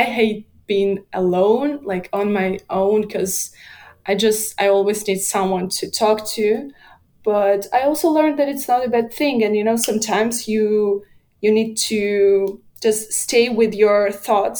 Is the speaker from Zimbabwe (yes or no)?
no; Minsk, Belarus; moved away as an adult; now in Poland; I was born in Belarus. I lived for my whole life in Belarus